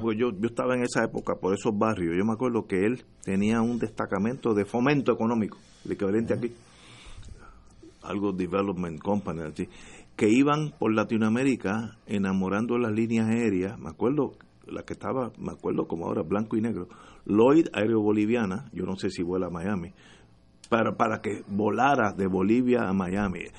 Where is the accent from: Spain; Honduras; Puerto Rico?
Puerto Rico; porque somos latinos